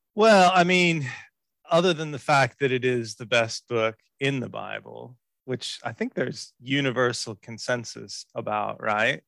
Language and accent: English; Houston, Texas, United States; I was born in Houston, in Texas, and um, grew up there